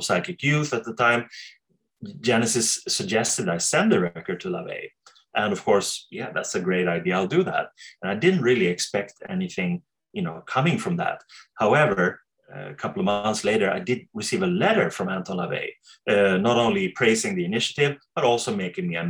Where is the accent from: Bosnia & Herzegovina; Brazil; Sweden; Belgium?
Sweden; I come from Sweden